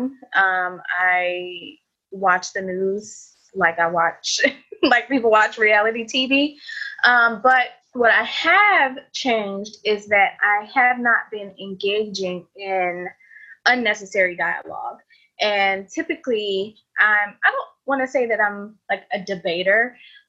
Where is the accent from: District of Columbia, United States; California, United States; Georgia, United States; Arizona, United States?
District of Columbia, United States; Washington; also born or lived in Ethiopia; now in Atlanta, United States; And I'm Ethiopian. I was raised in DC area and I've been in Atlanta for a very long time